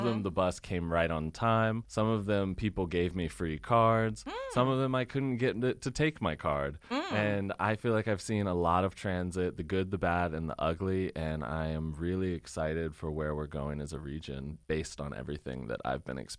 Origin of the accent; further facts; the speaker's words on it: Chesterfield, Virginia, United States; moved away as an adult; I moved back to Richmond about a year ago. I was born and raised here, and then I lived everywhere else for a decade. When I moved back, I wanted to kind of get to know my city because I'm a suburban kid. I grew up in Chesterfield